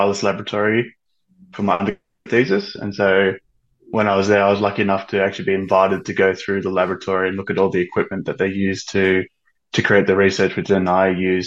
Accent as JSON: {"language": "English", "town": "Sydney", "region": "New South Wales", "country": "Australia", "tie": "born or raised there", "moved": "as an adult", "lives_now": "Western Australia, Australia", "said": "I was born and raised on Darawal land down in Sydney. I went to school to Sydney, raised there"}